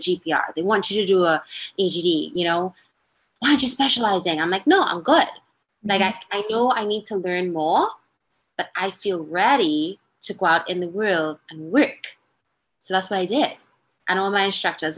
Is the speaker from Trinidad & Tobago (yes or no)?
yes; Trinidad & Tobago; moved away as an adult; also born or lived in Massachusetts; now in United States; I'm born and raised in Trinidad, Trinidad and Tobago